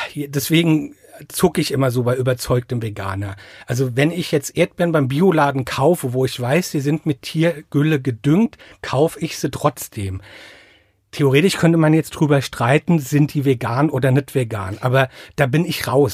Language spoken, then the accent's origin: German; Mainz, Rhineland-Palatinate, Germany; accent: Rheinhessen; now in Ingelheim, Germany; ich bin in Mainz geboren, also in Mainz im Krankenhaus geboren, bin aber in einem Vorort, ne, Vorort von Mainz ist falsch, also an der Grenze zum Vorort von Mainz aufgewachsen